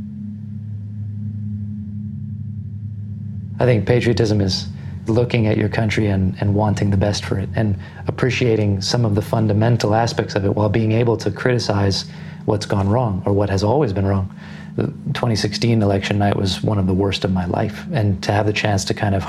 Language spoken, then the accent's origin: English; Japan; also born or lived in New York City, United States; now in United States; I am originally from New York City, American passport, but grew up largely outside of the US. When I was a younger kid, I lived in Japan until I was 10. I went back to New York for university.